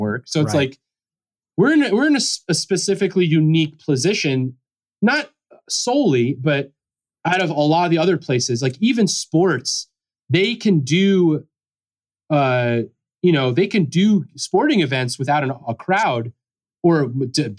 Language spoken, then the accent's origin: English; Pennsylvania, United States; I'm from Pennsylvania